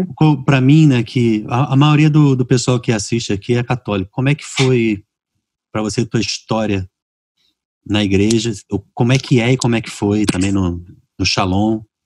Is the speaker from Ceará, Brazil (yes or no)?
no; Rio de Janeiro, Brazil; moved away as an adult; now in Fortaleza, Brazil; eu nasci e fui criado no Rio